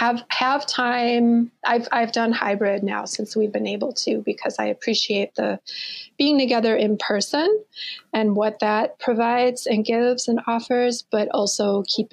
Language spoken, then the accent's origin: English; Eagan, Minnesota, United States; also born or lived in Mankato, Minnesota; I was born there, and when I was about two, my family moved to Eagan, Minnesota